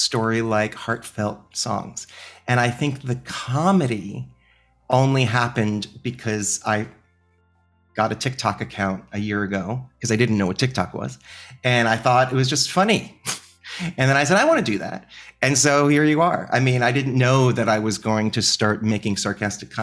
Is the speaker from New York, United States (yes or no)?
yes; New York, United States; I am a New Yorker.